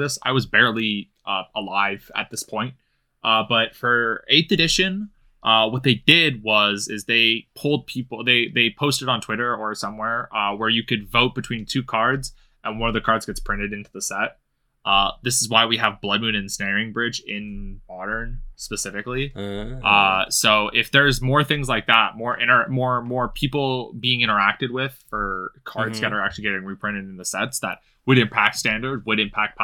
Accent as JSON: {"language": "English", "country": "Canada", "said": "I'm Canadian."}